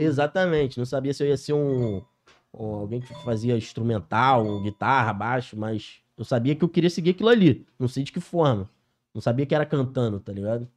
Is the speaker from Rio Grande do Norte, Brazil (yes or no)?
no; Niterói, Rio de Janeiro, Brazil; Sou cria lá da CCD, Niterói, Cocada